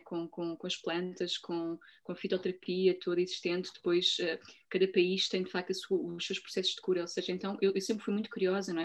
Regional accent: Portugal; eu nasci em Portugal, sou portuguesa

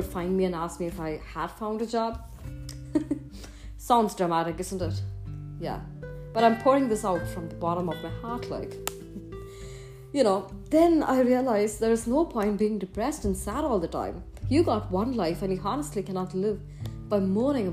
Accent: Chennai, Tamil Nadu, India; moved away as an adult; I was very much homebound as far as I was in my hometown, Chennai, India

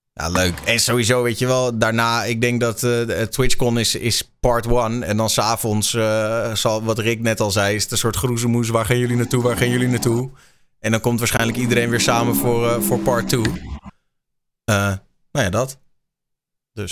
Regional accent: Netherlands; wij zijn natuurlijk als Nederlanders

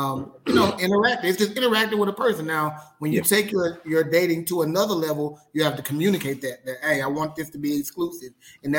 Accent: Mississippi, United States; I'm from Mississippi

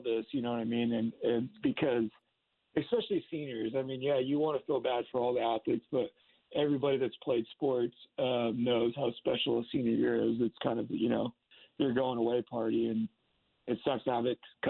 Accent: Seattle, Washington, United States; I'm from Seattle and Washington

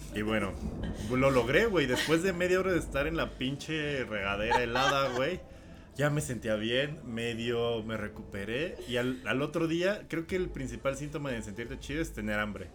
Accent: Mexico

